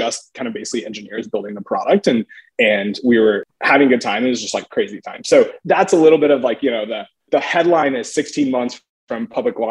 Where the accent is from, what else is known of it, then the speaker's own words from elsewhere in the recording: Texas, United States; moved away as an adult; also born or lived in Stanford; I grew up in Texas.